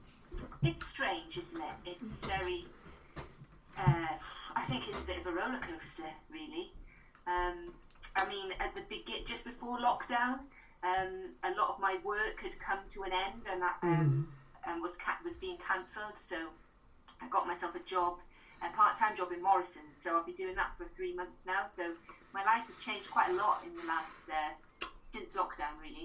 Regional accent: Pembroke Dock, Wales, United Kingdom; I was brought up in Pembroke Dock

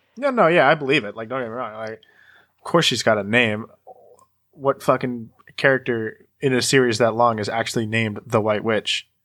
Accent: Idaho, United States; We are from Idaho. Our father is very traditionally Catholic

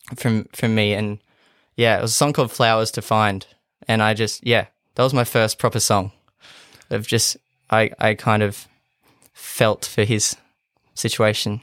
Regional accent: Kempsey, New South Wales, Australia; now in Gladstone, Australia; I grew up on a small farm outside of Kempsey.

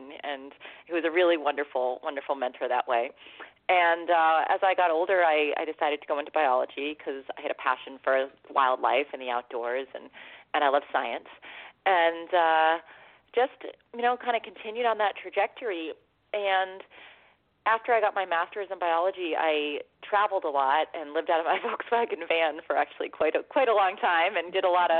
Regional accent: Massachusetts, United States; I grew up in Massachusetts

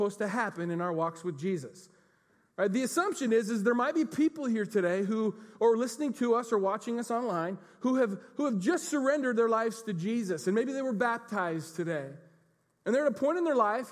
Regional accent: United States; we're American Christians

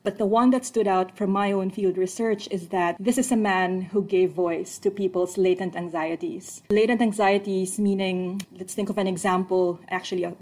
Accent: Manila, Metro Manila, Philippines; now in Canberra, Australia; I was born and raised in Manila, and the Philippines is a basketball country

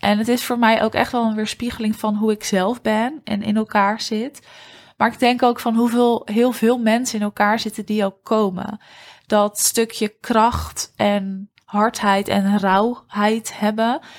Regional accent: Huizen, North Holland, Netherlands; moved away; het dorp staat waar ik ben opgegroeid. En dat dorp is Huizen.

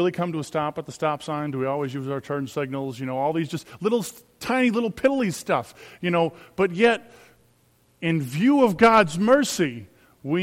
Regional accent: Minnesota, United States; as Minnesotan Christians, by the way, as deer hunter Minnesotan Christians

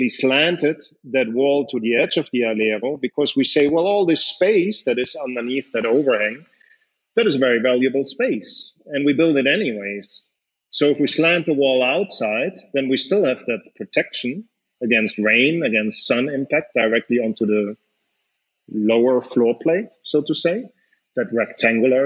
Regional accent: Germany; moved away as an adult; I grew up in Germany

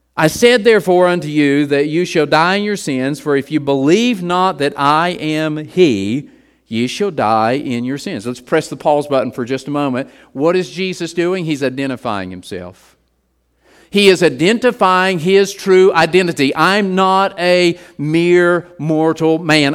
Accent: West Virginia, United States; growing up in West Virginia

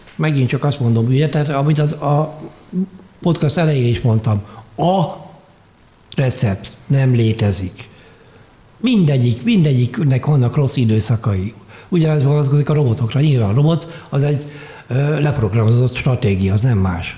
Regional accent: Hungary; moved away as an adult; also born or lived in Vienna, Austria / Germany; Bécsből Magyarországra költöztem haza öt évre

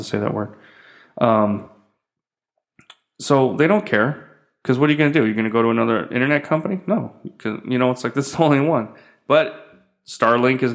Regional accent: United States; moved away as an adult; now in Philippines; I'm an American

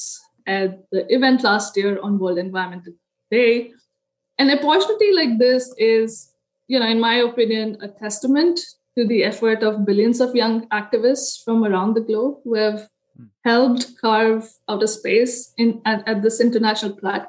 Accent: India; moved away as an adult; now in United States; I was born in India, grew up there, got my undergraduate degree in architecture

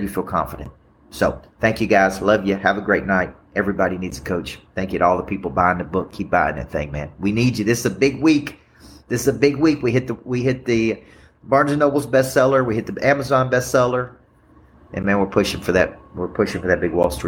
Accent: Murfreesboro, Tennessee, United States; my hometown of Murfreesboro, Tennessee

